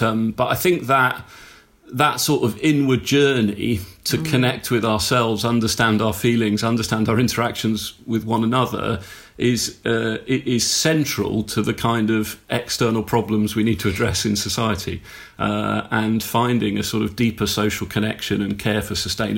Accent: South East England, United Kingdom; Mostly in Hampshire.

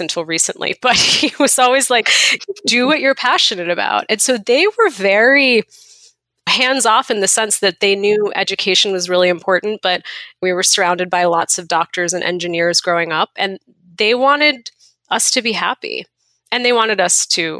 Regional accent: outside of Boston, Massachusetts, United States; moved away; I grew up outside of Boston

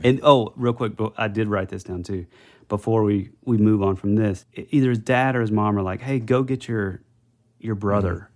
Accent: North Georgia, United States; when I was a kid, I grew up in North Georgia

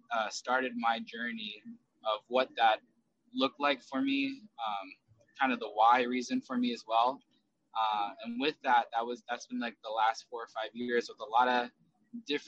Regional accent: United States; also born or lived in South Korea / Southern California; I did grow up in South Korea with my biological mom and was adopted at the age of 5. And we were separated for a long time. So when I grew up in America, I grew up here in America starting at the age of 5

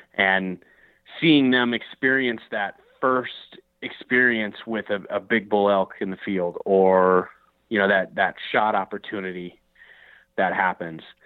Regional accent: Minnesota, United States; I grew up in the Midwest in uh, in Minnesota, and you know, grew up grouse hunting, duck hunting

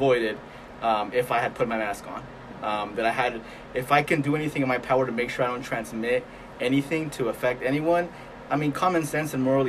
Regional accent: Springdale, Arkansas, United States; And I'm from Springdale, just like you, Manny, and here we have the highest number of cases, right?

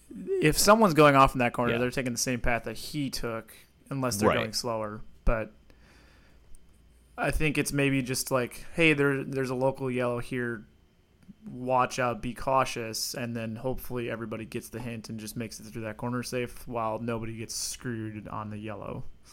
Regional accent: Iowa, United States; I was born in Iowa

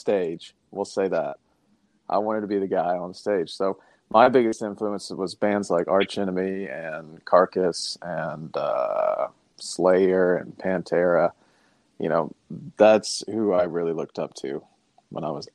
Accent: Berea, Kentucky, United States; We grew up in the same town. I'm from Berea as well

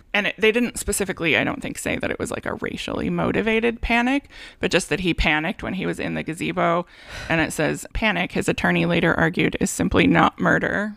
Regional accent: Santa Barbara, California, United States; my hometown

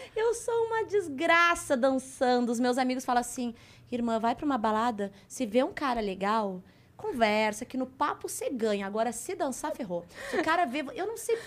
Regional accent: Porto Alegre, Rio Grande do Sul, Brazil; accent: gaúcho; moved away as an adult; now in Rio de Janeiro, Brazil; nasci em Porto Alegre, uhum. estudei em Porto é, é, Alegre

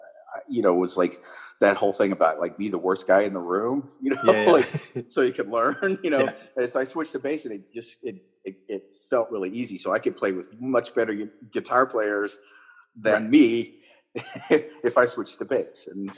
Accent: Orlando, Florida, United States; also born or lived in Gainesville / Long Island; now in Park Ridge, United States; I think of myself as growing up in Orlando.

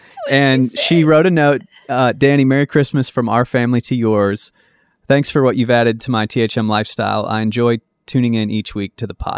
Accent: Memphis, Tennessee, United States; I'm from Memphis and I know that Memphis is hood

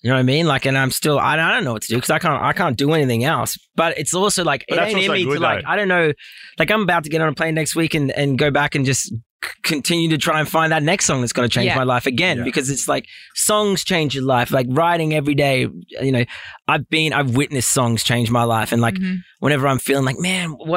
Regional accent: Australia; also born or lived in Los Angeles; being Australian

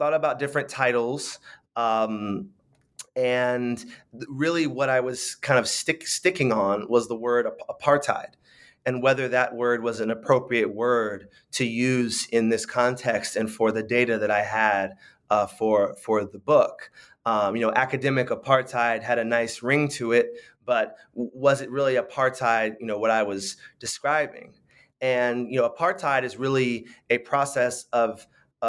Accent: San Francisco, California, United States; I grew up in San Francisco

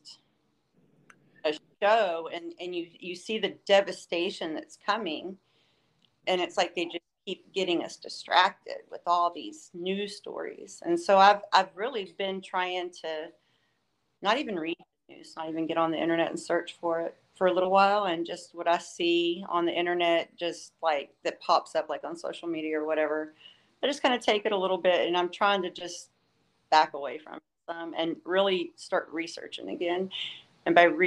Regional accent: Southeast Texas, United States; I am not from here. I'm here visiting. So I am actually from Southeast Texas

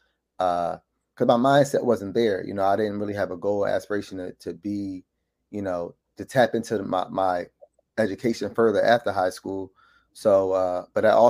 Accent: Philadelphia, Pennsylvania, United States; born and raised in Philadelphia, Mount Airy section of Philadelphia

